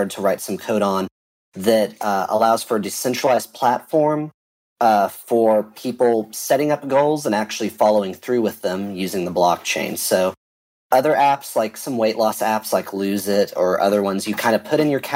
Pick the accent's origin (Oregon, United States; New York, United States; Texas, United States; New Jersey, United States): Texas, United States; I'm a developer from Texas